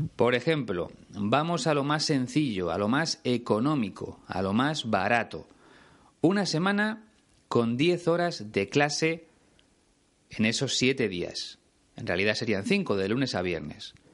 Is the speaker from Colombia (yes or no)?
no; Spain